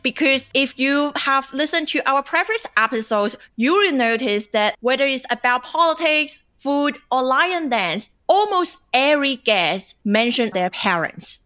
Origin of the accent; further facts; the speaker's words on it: China; English is a second language; moved away as an adult; now in Australia; I grew up in China